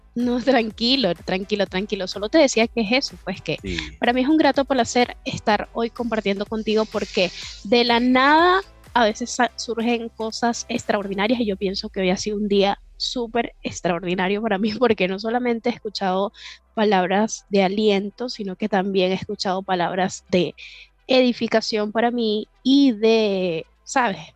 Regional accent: Venezuela; Como, como toda venezolana arriesgada

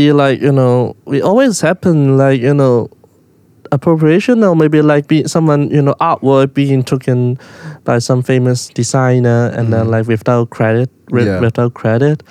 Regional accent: Hong Kong; someone growing up in Hong Kong

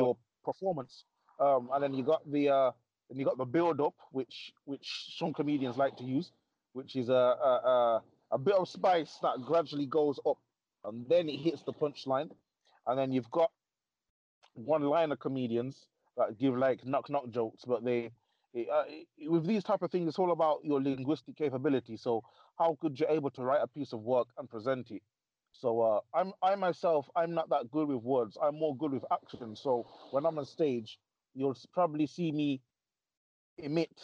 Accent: Coventry, West Midlands, United Kingdom; my hometown of Coventry.

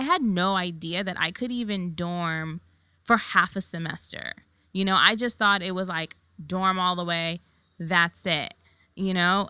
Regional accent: New York City, New York, United States; I was born and raised in Queens

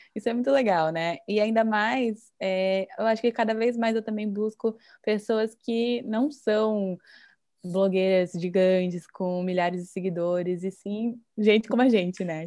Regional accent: Brazil; moved away as an adult; now in Japan; eu me sinto diferente por ser brasileira

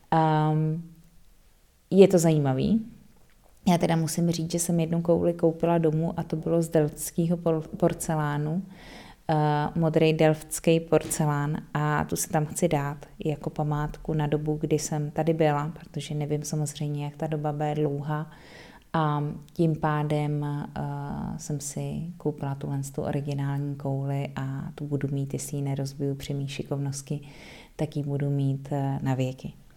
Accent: Czechia; now in Netherlands; jaký máme my Vánoce v Čechách

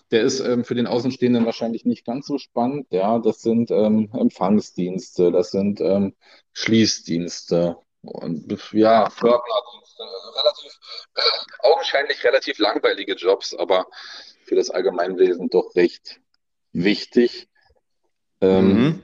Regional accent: Berlin, Germany; also born or lived in Brandenburg; Ich bin gebürtiger Nordberliner. Ja, komme aus Berlin-Reinickendorf, wohne da schon mein ganzes Leben lang.

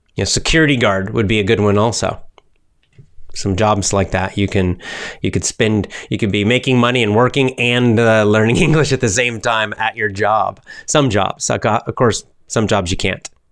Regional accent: United States; accent: American; I speak with an American accent

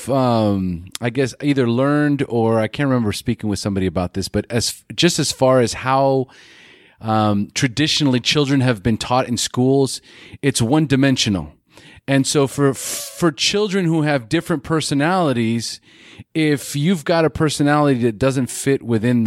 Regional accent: California, United States; now in Costa Rica; California, that's where I'm from

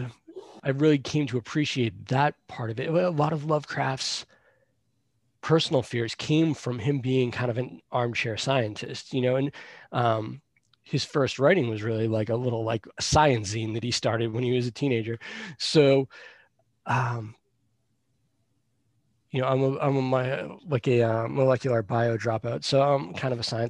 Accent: Boston, Massachusetts, United States; also born or lived in Salem, Massachusetts; I grew up around Boston, so I was always on the trains and the buses

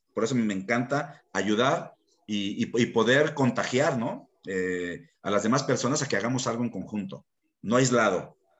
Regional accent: Mexico; como mexicanos

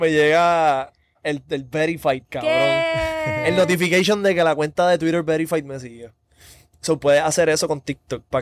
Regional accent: Puerto Rico; yo soy un Viner de Puerto Rico bien reconocido

